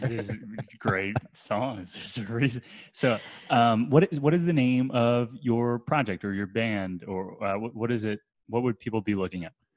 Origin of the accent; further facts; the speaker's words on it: New Jersey, United States; also born or lived in Brooklyn, New York; now in Asheville, United States; I grew up in New Jersey